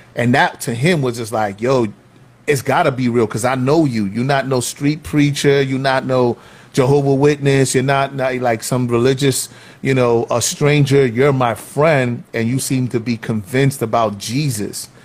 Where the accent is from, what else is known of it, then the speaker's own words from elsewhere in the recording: New York City, New York, United States; Growing up in Soundview, and and I kind of split my time between Soundview projects and Watson